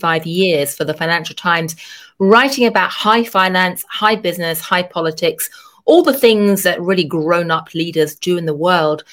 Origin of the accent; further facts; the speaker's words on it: London, United Kingdom; moved away as an adult; now in New York, United States; I grew up in London in a really boring suburb